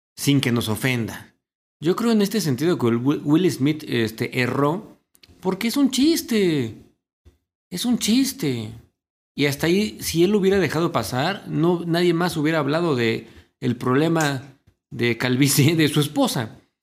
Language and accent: Spanish; Mexico; yo como mexicano